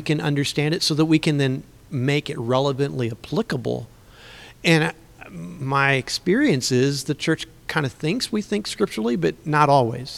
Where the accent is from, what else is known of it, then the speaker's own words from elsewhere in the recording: Central Illinois, United States; also born or lived in Missouri; I grew up in Central Illinois in a Christian home